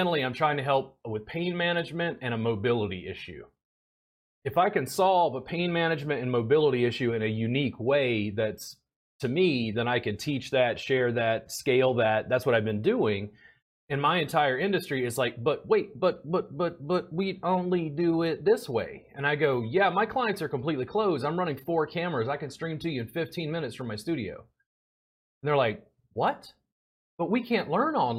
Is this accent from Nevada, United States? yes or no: no; Baton Rouge, Louisiana, United States; moved away; also born or lived in Pennsylvania; I grew up in Baton Rouge, Louisiana